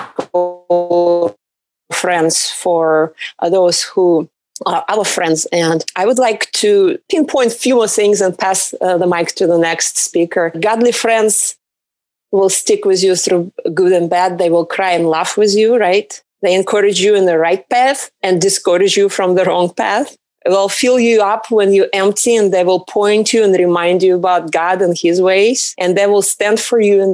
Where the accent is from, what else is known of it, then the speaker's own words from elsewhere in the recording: Russia; English is a second language; now in Southern California, United States; originally I came from Russia. I live in Southern California right now.